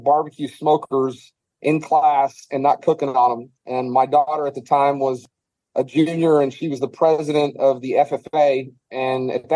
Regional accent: Texas, United States; also born or lived in Providence / New York; I'm a Texan born and raised

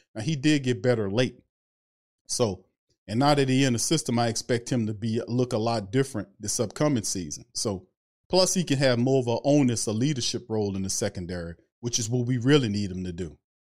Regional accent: New Orleans, Louisiana, United States; I'm from New Orleans. I'm from the lower nine

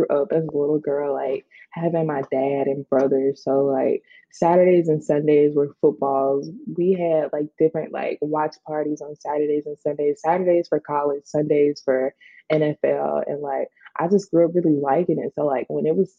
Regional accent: Birmingham, Alabama, United States; moved away as an adult; also born or lived in Atlanta, Georgia; We're from Birmingham, Alabama

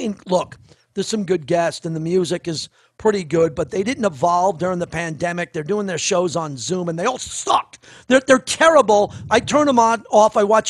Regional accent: Massapequa, New York, United States; Jerry Seinfeld grew up in the same town I did. … I'm from Massapequa. Home of the Baldwin brothers, Jerry Seinfeld, Joey Buttafuoco

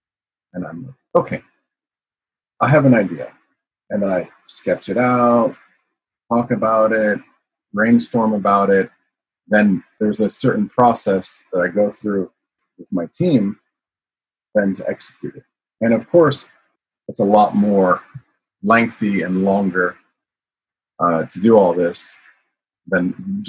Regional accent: Milan, Lombardy, Italy; also born or lived in United States; I always say I was born in the United States, but I grew up in Milan, Italy

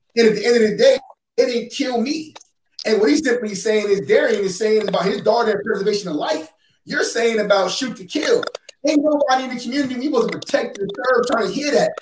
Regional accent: New York, United States; I'm from New York

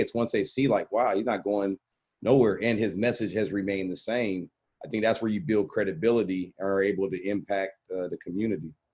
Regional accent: Portland, Oregon, United States; we're from Portland, Oregon

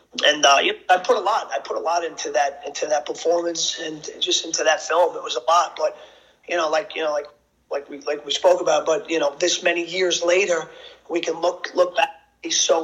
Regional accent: Yonkers, New York, United States; also born or lived in Bogota, Colombia; I was adopted and raised in and grew up in Yonkers, New York, which is like 20, 25 minutes outside the city. It's right next to the Bronx. Pretty much grew up in an Italian middle class family.

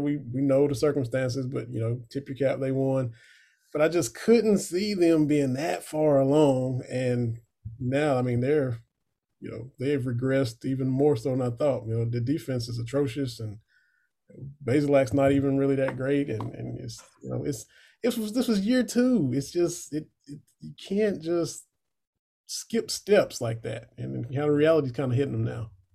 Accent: Harlan County, Eastern Kentucky, United States; I grew up in Harlan County, just on down the road in the mountains from Eastern Kentucky.

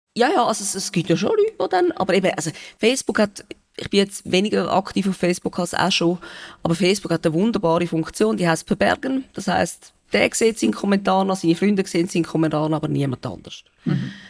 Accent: Benken, Zurich, Switzerland; also born or lived in Winterthur; ich bin sehr gerne auf dem Land aufgewachsen

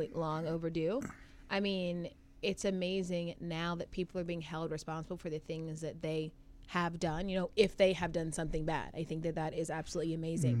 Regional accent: Atlanta, Georgia, United States; moved away as an adult; also born or lived in Chicago; now in New York, United States; I'm from the suburbs of Atlanta, so you know. So I don't have that like Atlanta cuz accent

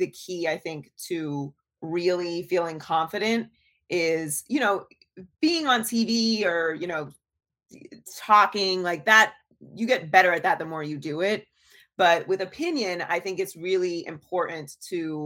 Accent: Pittsburgh, Pennsylvania, United States; also born or lived in Miami; now in Los Angeles, United States; I was born and raised in Pittsburgh, Pennsylvania

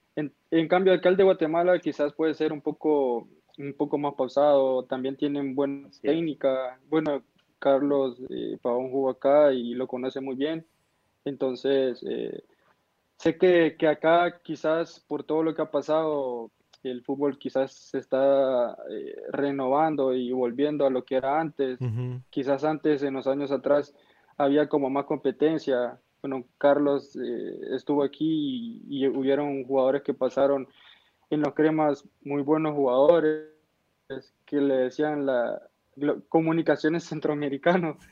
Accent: El Salvador; como salvadoreño

